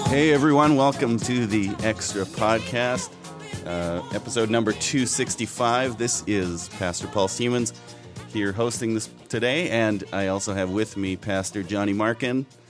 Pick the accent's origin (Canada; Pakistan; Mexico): Canada; being truly Canadian